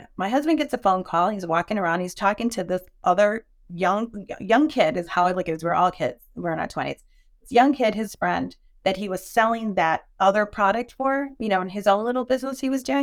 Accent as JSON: {"language": "English", "region": "New York", "country": "United States", "tie": "born or raised there", "moved": "yes", "said": "I'm from New York originally. So I was born in New York"}